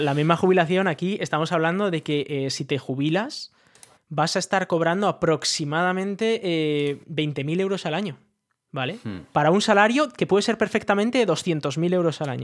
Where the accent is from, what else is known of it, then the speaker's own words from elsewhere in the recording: Spain; moved away; somos españoles, pero no vivimos allí